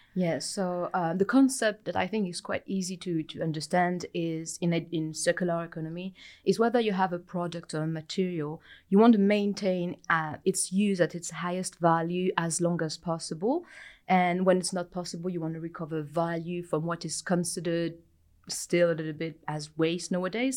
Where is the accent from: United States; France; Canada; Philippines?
France; moved away as an adult; also born or lived in United Kingdom; now in New Zealand; I am originally from France, uh, but I lived in the U K prior to arrived here